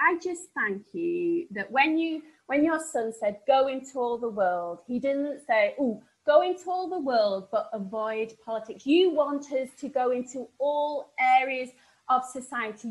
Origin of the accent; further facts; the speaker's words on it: Sheffield, Yorkshire and the Humber, United Kingdom; accent: northern; I come from Sheffield and people think that my northern accent's really novel.